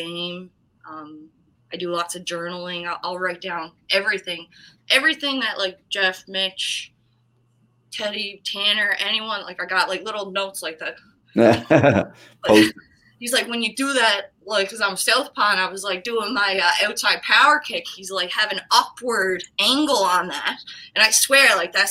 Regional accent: New Waterford, Nova Scotia, Canada; moved away as an adult; also born or lived in Kelowna; now in Edmonton, Canada; I'm from New Waterford

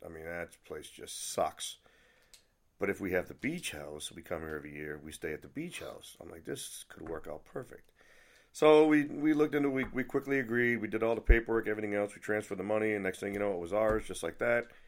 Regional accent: Nashua, New Hampshire, United States; also born or lived in Philippines; now in Germany; I was born and raised in New Hampshire, Nashua

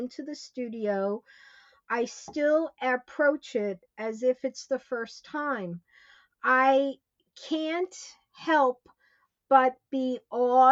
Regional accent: Elmont, New York, United States; also born or lived in Queens, New York; when I was about 6 years old, we moved from Queens to Elmont

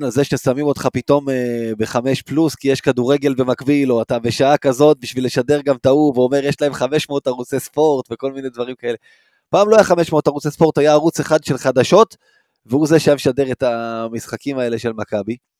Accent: Rishon LeZion, Central District, Israel; גדלתי בראשון, לא גדלתי בתל אביב ולא גדלתי ביד אליהו

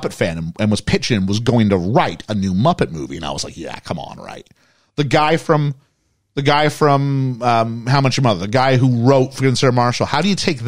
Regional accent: Montreal, Quebec, Canada; I'm from Montreal.

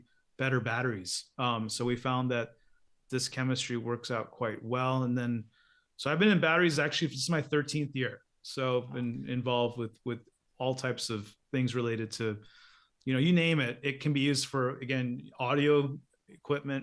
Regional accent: Detroit, Michigan, United States; moved away as an adult; now in California, United States; I grew up in Detroit

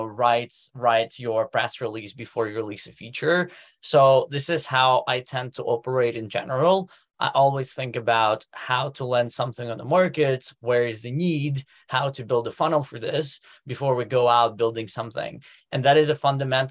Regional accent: Moscow, Russia; moved away as an adult; also born or lived in Silicon Valley, United States; now in Germany; I'm actually originally from Moscow, ran my first business at the age of 17

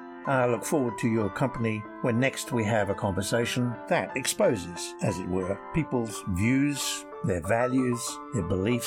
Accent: Cornwall, South West England, United Kingdom; come from the west of England. Although I shouldn't say west of England. I'm west of England. I'm Cornish, born and bred.

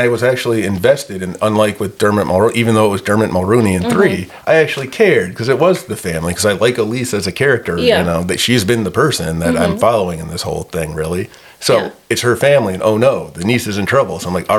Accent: Ohio, United States; I was born in Ohio.

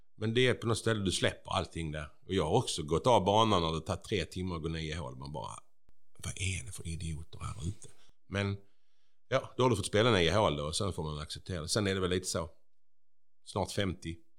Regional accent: Bjäre, Skåne, Sweden; jag är ju från Bjära

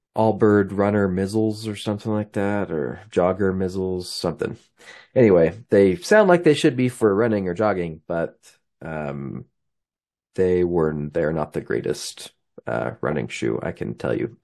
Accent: Highland, Utah, United States; now in Logan, United States; I'm from Highland, Utah. but I live near Logan, Utah today.

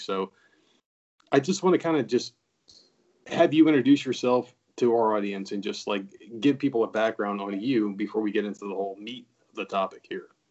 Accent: New Jersey, United States; moved away; we're both from New Jersey.

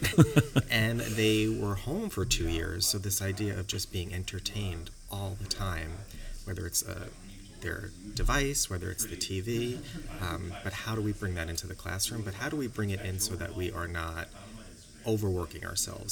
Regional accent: New York, United States; moved away as an adult; now in Sherman Oaks, United States; I'm from New York, so yeah. Uh, but I've been in California for almost a decade

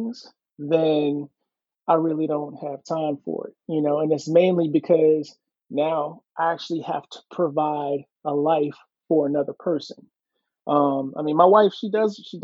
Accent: Mitchellville, Maryland, United States; also born or lived in Hampton, Virginia; now in Virginia Beach, United States; I'm originally from Mitchellville, Maryland

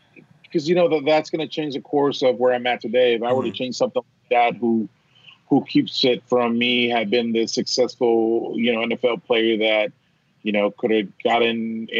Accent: United States; also born or lived in Villahermosa, Tabasco, Mexico; I grew up here in the States

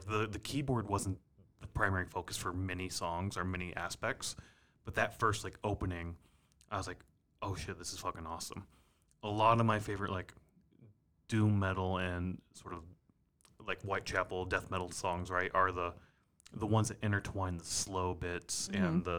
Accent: Minneapolis, Minnesota, United States; But I thought that was cool because it's like, we're from Minneapolis, which...

